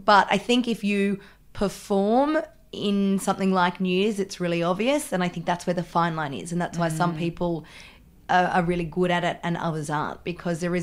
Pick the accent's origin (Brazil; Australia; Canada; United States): Australia; Melbourne, Victoria; I am from Melbourne. All Melbourne girls. Yeah. And I believe I grew up in the same suburb as Christy